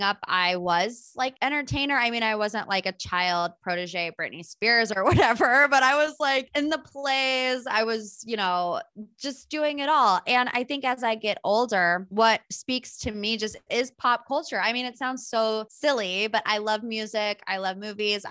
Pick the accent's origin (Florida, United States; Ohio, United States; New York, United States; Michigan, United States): Ohio, United States; Cleveland; also born or lived in West Virginia; my hometown here in Cleveland